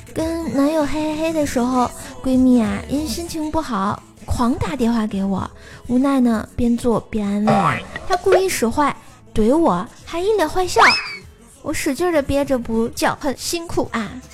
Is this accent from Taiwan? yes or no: no; Tianjin, China; 我天津人儿。吃煎饼果子长大的